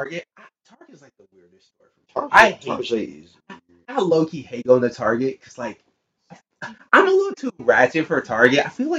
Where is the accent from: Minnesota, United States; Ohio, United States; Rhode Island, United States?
Minnesota, United States; I'm from Minnesota.